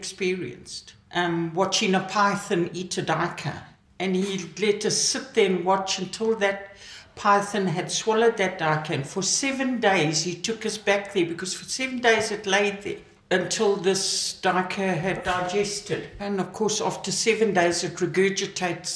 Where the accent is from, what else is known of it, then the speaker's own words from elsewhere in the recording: Mutare, Manicaland, Zimbabwe; now in South Africa; In Zimbabwe, Southern Rhodesia, when I was a child. What they call now Mutari, but it was Umtali when I was a child